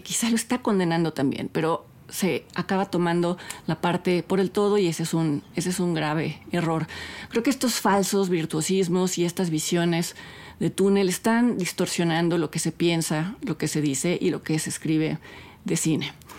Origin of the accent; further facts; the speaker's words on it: Mexico; Nosotros como espectadores mexicanos